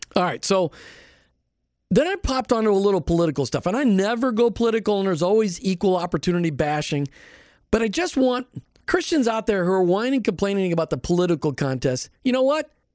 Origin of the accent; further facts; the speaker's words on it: Minnesota, United States; now in Florida, United States; Growing up in Minnesota